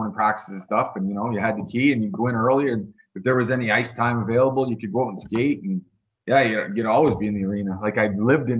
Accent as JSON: {"language": "English", "town": "Woodstock", "region": "Ontario", "country": "Canada", "tie": "born or raised there", "said": "born and raised in Woodstock. And luckily I traveled though a lot, because I probably would have jumped in front of a bus if I never left Woodstock."}